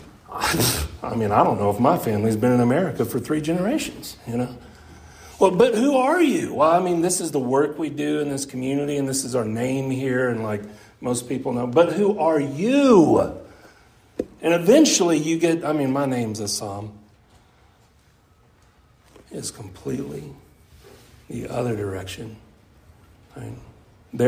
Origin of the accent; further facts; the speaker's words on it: Wise County, Texas, United States; I grew up right here in Wise County